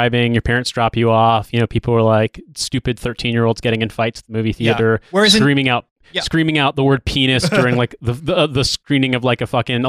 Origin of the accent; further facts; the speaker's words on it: Indianapolis area, United States; born or raised there